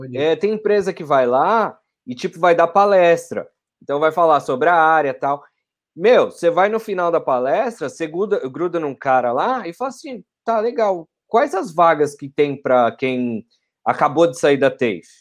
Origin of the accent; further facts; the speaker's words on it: Franco da Rocha, São Paulo, Brazil; moved away as an adult; now in Perth, Australia; eu sou de Franco da Rocha, São Paulo. Pô. Fica a mais ou menos 30 quilômetros ali de São Paulo. É na zona metropolitana mais próximo de Jundiaí, então já vai mais indo para o interior